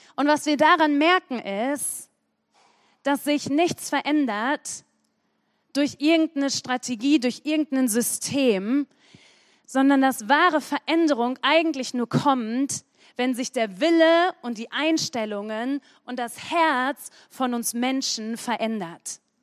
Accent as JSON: {"language": "German", "town": "Sprockhövel", "region": "North Rhine-Westphalia", "country": "Germany", "said": "Ich komme aus dem bedeutenden Ort Sprockhövel"}